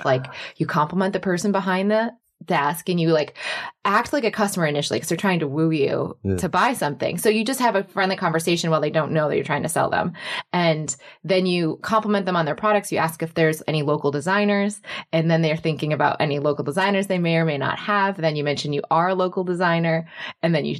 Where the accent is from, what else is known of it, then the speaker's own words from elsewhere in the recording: Michigan, United States; I was growing up in Michigan, and then I went to the University of Michigan Business School